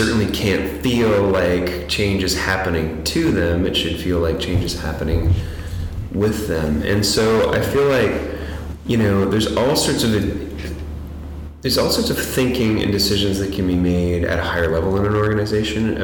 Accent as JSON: {"language": "English", "town": "Toronto", "region": "Ontario", "country": "Canada", "said": "I'm from Toronto"}